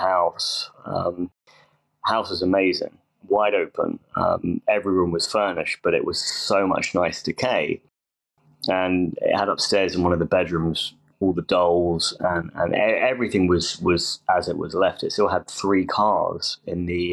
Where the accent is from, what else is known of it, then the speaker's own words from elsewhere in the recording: England, United Kingdom; I'm from England